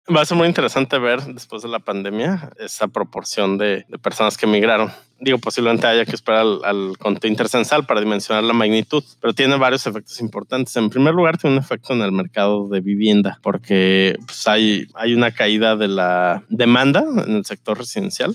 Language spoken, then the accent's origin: Spanish; Mexico; los habitantes en México vivimos en ciudades, ¿no? Somos un país urbano